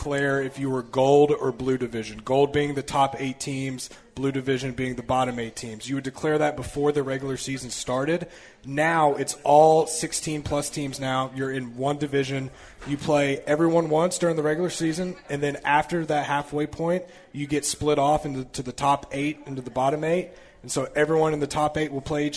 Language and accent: English; Tennessee, United States; being born and raised in Tennessee